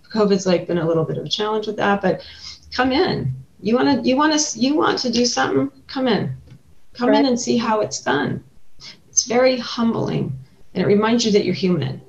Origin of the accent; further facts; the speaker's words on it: Carson City, Nevada, United States; also born or lived in Elko, Nevada; I was born in Elko and raised in Carson City, so you know I'm from here